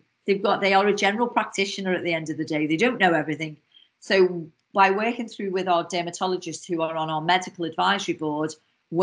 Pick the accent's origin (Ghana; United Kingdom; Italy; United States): United Kingdom; Liverpool, North West England; accent: Scouse; my Scouse accent, because if anybody doesn't know, I'm from Liverpool